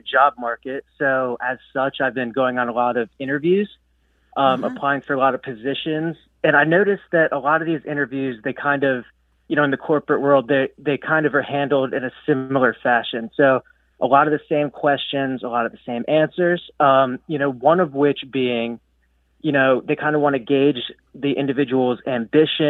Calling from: Lewes, Delaware, United States; I'm calling from Lewis, Delaware

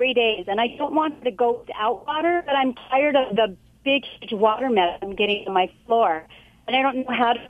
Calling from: Huntington Beach, California, United States; I'm calling from work. So I'm in Anaheim, but I live in Huntington Beach.

